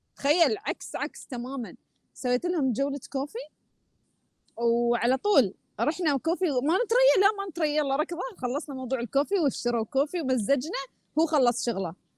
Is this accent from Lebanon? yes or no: no; Oman; اني انا من عمان